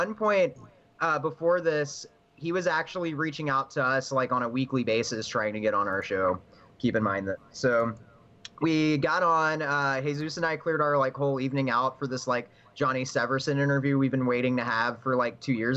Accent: Alvin, Texas, United States; I am originally from Alvin

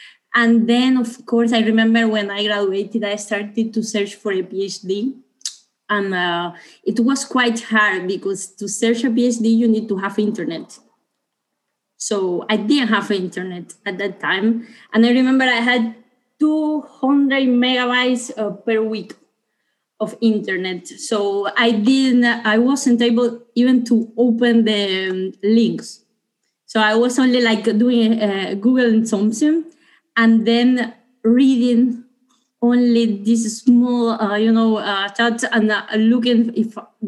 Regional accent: Cuba; English is a second language; now in Italy; So yes, I'm coming from Cuba. I was in Italy, so my project was in Italy.

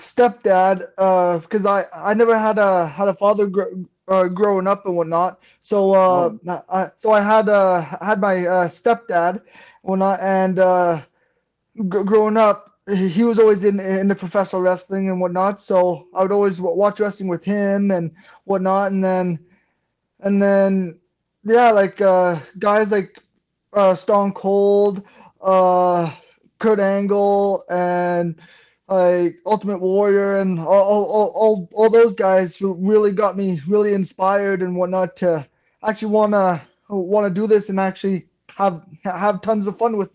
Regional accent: Brooks, Alberta, Canada; also born or lived in British Columbia; now in Alberta, Canada; I grew up in Brooks, Alberta

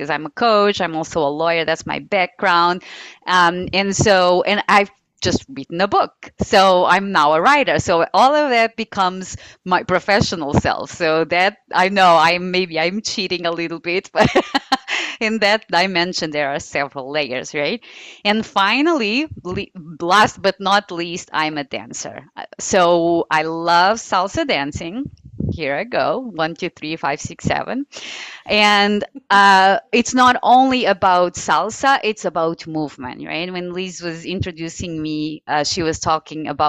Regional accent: Portugal; moved away as an adult; also born or lived in Guinea-Bissau / United States; So Portugal, which is my home country, I'm very much, you know, white. So I have been raised in a somewhat conservative family

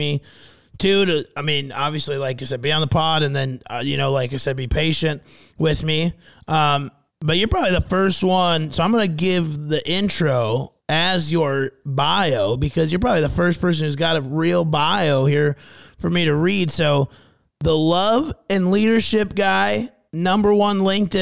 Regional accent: Fairmont, Minnesota, United States; my hometown of Fairmont, Minnesota

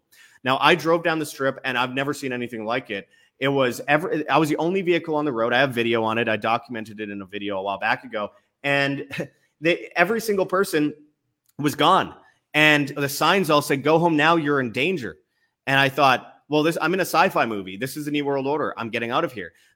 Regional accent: Canada; also born or lived in Egypt; I'm Canadian

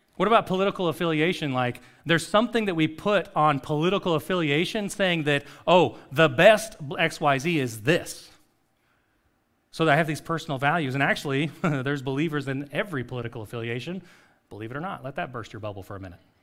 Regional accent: Costa Rica; moved away; a street that I grew up on in Costa Rica

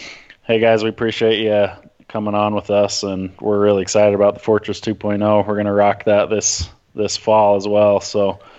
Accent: Centerville, Utah, United States; I grew up in Centerville, so the Wasatch Mountains are right there

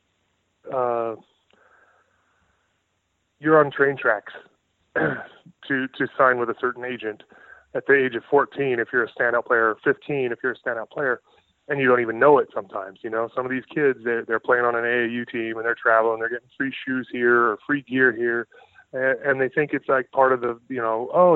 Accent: San Diego, California, United States; moved away as an adult; also born or lived in Kansas; now in Indiana, United States; I grew up in San Diego. That's home.

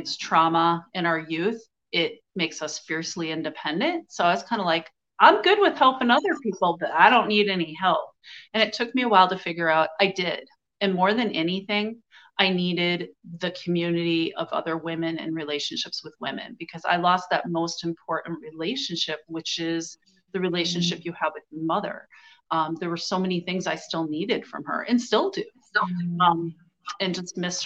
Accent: United States; I grew up white in America

